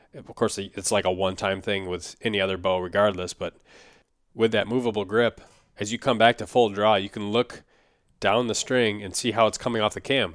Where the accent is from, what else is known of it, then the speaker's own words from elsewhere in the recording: Minnesota, United States; Minnesota, my home state